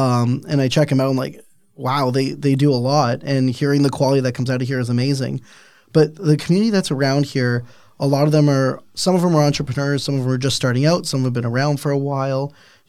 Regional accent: Niagara, Ontario, Canada; I don't know about you, but I'm from Niagara.

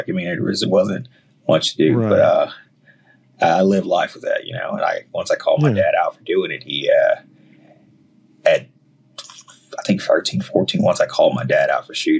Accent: Baton Rouge, Louisiana, United States; I am born and raised Baton Rouge, Louisiana

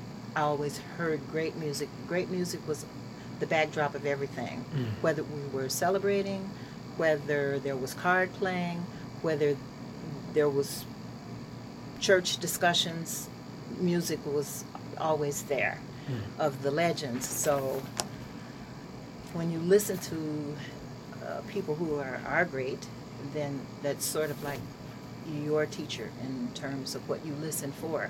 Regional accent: Gary, Indiana, United States; also born or lived in Chicago, Illinois; now in Trenton, United States; I'm originally from the Midwest. I grew up in Gary, Indiana, and Chicago, Illinois.

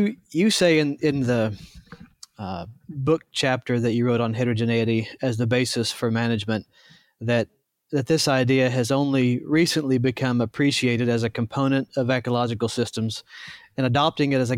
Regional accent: Ozarks of northern Arkansas, United States; accent: southern; moved away as an adult; also born or lived in Idaho; my southern accent comes out just a bit. I grew up in the Ozarks of northern Arkansas

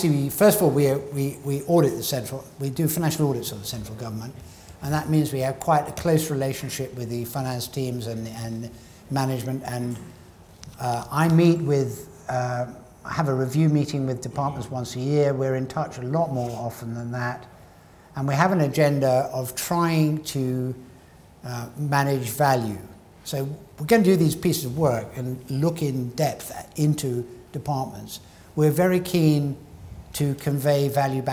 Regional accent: Scotland, United Kingdom

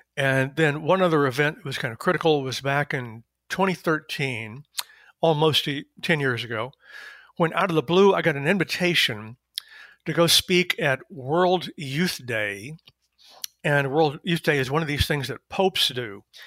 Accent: East Texas, United States; moved away as an adult; also born or lived in Berkeley, California / Chicago; now in Washington, D.C., United States; I am originally a Southerner of a certain sort. I was born in East Texas and went to U T Austin

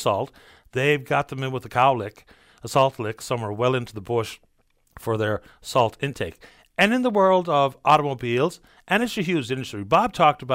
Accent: Canada

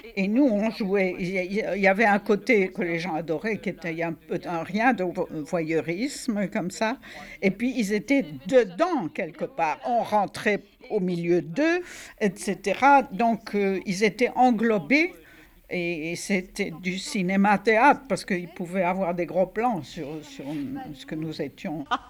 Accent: Oran, Oran Province, Algeria; moved away as an adult; je suis née à Oran, Algérie, le 23 novembre 1934

